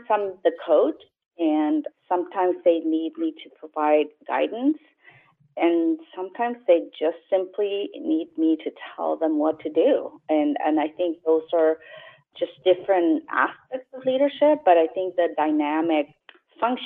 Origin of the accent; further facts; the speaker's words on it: Chile; also born or lived in Los Angeles, United States; now in San Jose, United States; I was born originally in Chile, and I moved to the United States about 35 years ago, lived in Los Angeles for 15 years, and then moved to San Jose